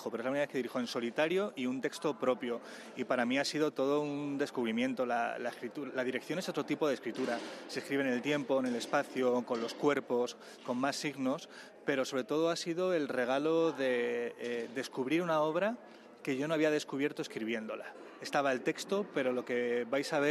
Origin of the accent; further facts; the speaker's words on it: Vilches, Andalusia, Spain; los recuerdos propios de de mi pueblo, de, de Vilches en, en, Jaén. En este sentido sí que eh, siento que la, que la obra, eh, sin ser autobiográfica, tiene mucho, mucho, mucho de lo que es mi infancia